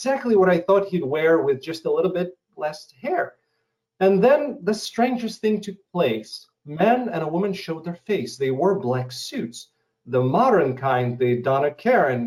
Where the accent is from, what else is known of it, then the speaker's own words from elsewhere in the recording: Russia; English is a second language; moved away; coming from Russia to or former Soviet Union, I come from a country that no longer exists.